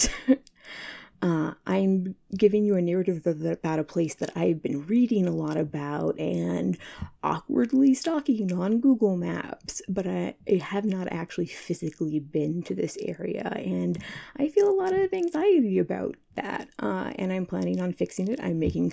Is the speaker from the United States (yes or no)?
yes; Kansas, United States; I'm from Kansas